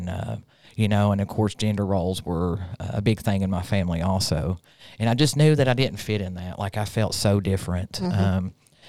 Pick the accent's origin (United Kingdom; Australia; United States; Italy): United States; Rutledge, Tennessee; also born or lived in Pike County, Kentucky; So I'm originally from Pike County, Kentucky. {S1} Nice. {S2} I was raised primarily in a small town called Rutledge. It's inside Granger County, which are only famous for tomatoes.